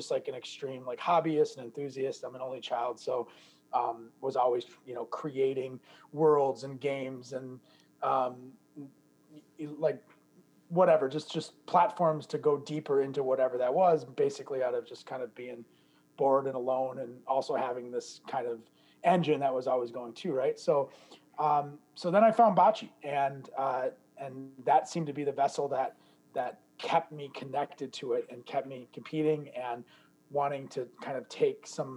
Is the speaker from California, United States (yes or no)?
no; Detroit, Michigan, United States; now in Chicago, United States; I'm actually from the Detroit area originally.